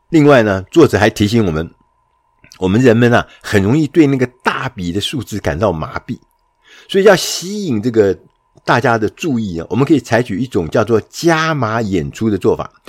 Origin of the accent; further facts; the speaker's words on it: Taiwan; 我们台湾人最熟悉的